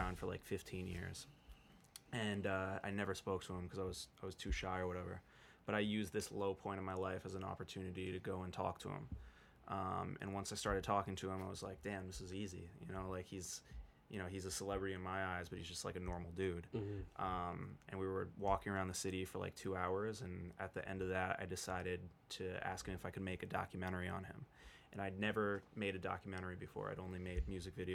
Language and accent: English; New York City, New York, United States; I was born and raised in New York